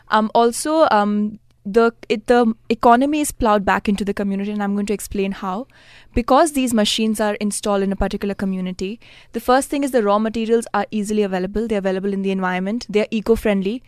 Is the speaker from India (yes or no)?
yes; Mumbai, Maharashtra, India; I'm from Mumbai